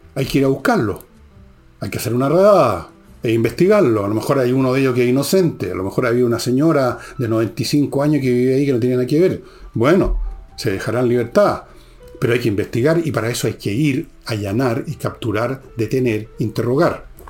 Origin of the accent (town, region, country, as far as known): Chile